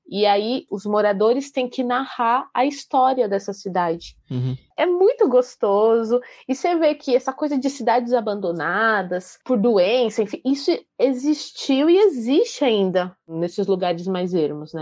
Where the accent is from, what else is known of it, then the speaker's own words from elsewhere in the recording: Brazil; nós, como brasileiros